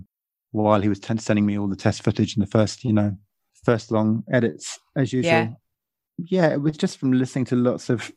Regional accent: England, United Kingdom; being English

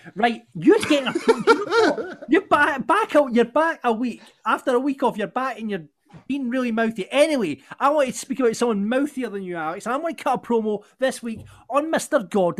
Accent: Falkirk, Scotland, United Kingdom; my hometown of Falkirk

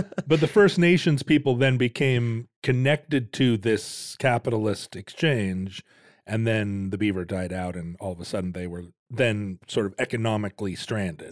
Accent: Shoreline, Washington, United States; also born or lived in Lake Forest Park, Washington; When I was a little kid, we lived up in Shoreline here in Washington

